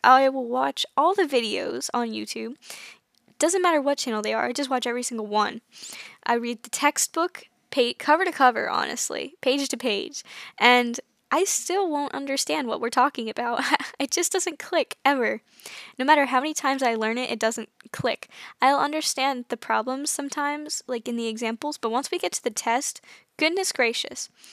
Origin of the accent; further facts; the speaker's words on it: United States; I'm from the United States.